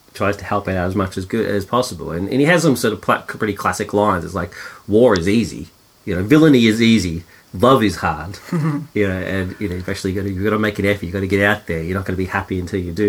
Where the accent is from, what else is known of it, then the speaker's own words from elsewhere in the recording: Australia; being Australian